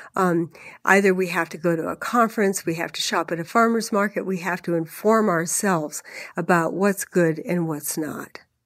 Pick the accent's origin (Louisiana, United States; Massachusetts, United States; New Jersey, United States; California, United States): California, United States; moved away; I am a Californian originally, um, even though I've lived here for, for three decades or more.